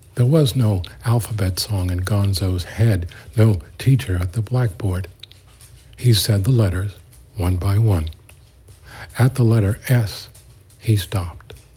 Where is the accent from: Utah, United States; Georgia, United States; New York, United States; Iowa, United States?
New York, United States; New York City; born and raised in the East New York section of Brooklyn and the Linden projects in my case